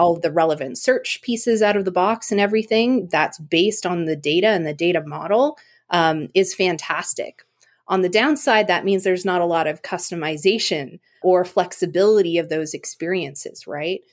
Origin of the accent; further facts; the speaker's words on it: Eganville, Ontario, Canada; now in Seattle, United States; I'm originally from Canada. I grew up in, I guess, nearby a small town, Eaganville, Ontario.